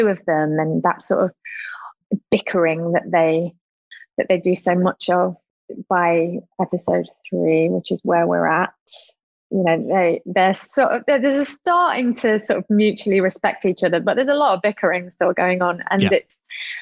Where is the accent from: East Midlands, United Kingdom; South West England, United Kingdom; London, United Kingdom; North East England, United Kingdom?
East Midlands, United Kingdom; Nottingham; I would have been really excited as a kid, I think, to hear an accent like mine on the telly